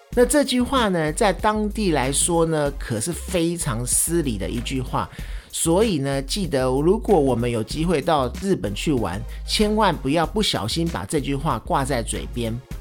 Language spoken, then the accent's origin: Chinese; Taiwan; 我们在台湾说的干